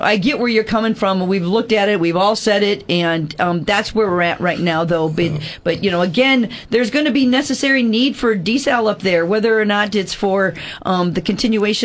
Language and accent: English; Midwest, United States; moved away; I'm a Midwesterner.